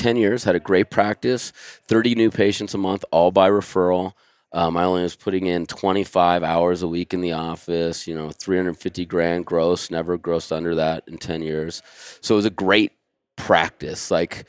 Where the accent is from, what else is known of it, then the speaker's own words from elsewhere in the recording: Santa Cruz, California, United States; I mean, I grew up in Santa Cruz, which is, you know, very hippy-dippy